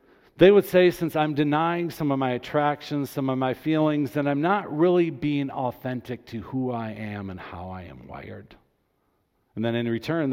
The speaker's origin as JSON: {"language": "English", "town": "Grand Rapids", "region": "Michigan", "country": "United States", "tie": "born or raised there", "said": "I was born and raised in Grand Rapids"}